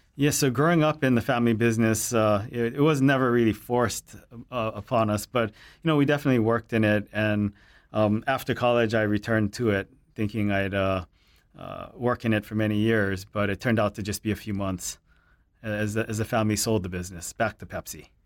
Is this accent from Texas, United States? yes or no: no; Hilo, Hawaii, United States; growing up in Hilo